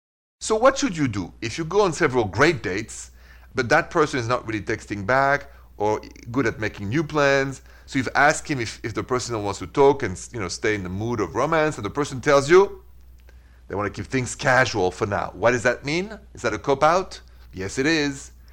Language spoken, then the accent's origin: English; Midwest, United States; Us from two different states. I'm from the Midwest.